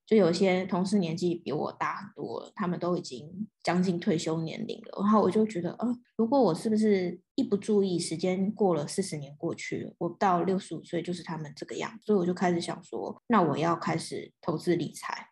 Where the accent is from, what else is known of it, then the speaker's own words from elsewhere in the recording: Taipei, Taiwan; 我是天龙人，土生土长天龙人，我从来没有离开过台北市